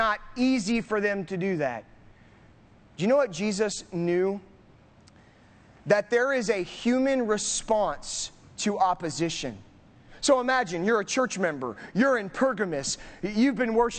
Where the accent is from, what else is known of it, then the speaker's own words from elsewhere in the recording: Southern California, United States; now in Northern California, United States; I grew up in Southern California.